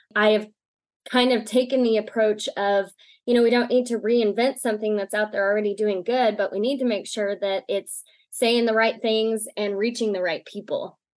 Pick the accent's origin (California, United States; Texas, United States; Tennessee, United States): Texas, United States; East; now in Lubbock, United States; originally I'm from East Texas